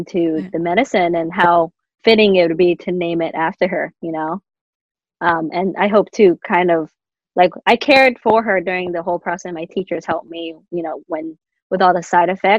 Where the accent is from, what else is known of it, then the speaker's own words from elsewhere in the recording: United States; growing up in the States. My mom used to ask me too, like, are you glad that you were born in America?